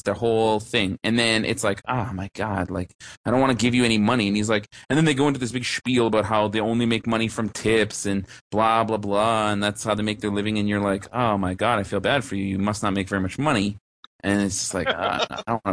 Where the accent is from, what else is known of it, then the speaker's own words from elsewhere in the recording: Canada; I'm Canadian.